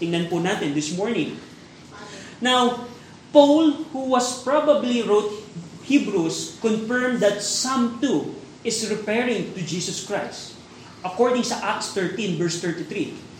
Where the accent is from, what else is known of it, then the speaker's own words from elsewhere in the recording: Philippines; tayo bilang Pilipino